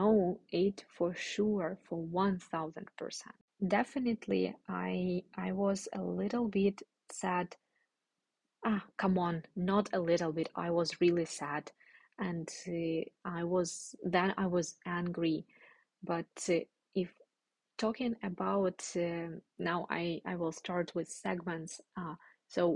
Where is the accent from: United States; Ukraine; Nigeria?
Ukraine; moved away as an adult; I will come back to Ukraine. I will spend maybe a month in total in Ukraine, visiting my family and friends